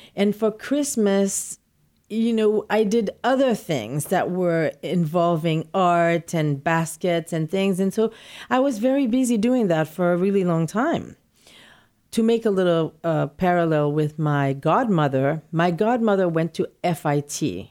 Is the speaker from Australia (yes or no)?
no; Port-au-Prince, Ouest, Haiti; moved away as an adult; also born or lived in New York City; now in New York, United States; I was born in Port-au-Prince, Haiti, and I've lived my, most of my childhood in, practically all my childhood in Haiti, and I came to New York to go to college.